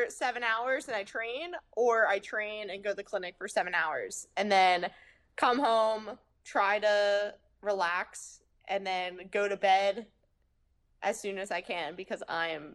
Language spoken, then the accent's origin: English; Southern Virginia, United States; I grew up in Southern Virginia. So everybody has the country twang